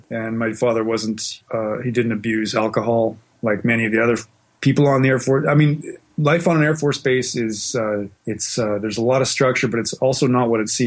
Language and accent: English; Western Canada, Canada; also born or lived in Australia; of moved around a lot. We spent a little bit of time in Australia, in the 70s, but mostly I was in Western Canada.